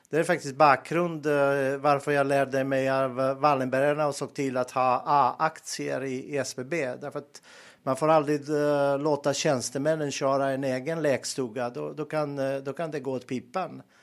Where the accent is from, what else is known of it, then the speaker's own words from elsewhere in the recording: Montenegro; Swedish is a second language; moved away as an adult; also born or lived in Bosnia; now in Sweden; jag är född och uppväxt i Montenegro och eh, var och bodde i Bosnien. Jag, när jag var ung flyttade jag.